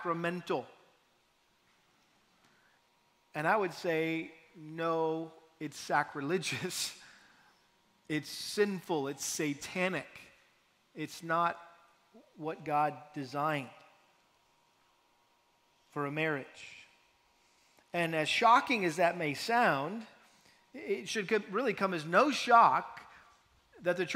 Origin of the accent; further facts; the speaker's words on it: New England, United States; moved away; I'm from New England